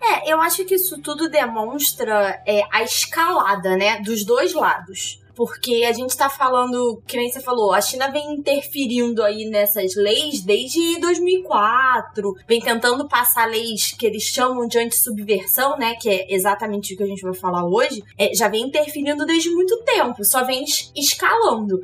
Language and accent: Portuguese; Rio de Janeiro, Brazil; eu sou carioca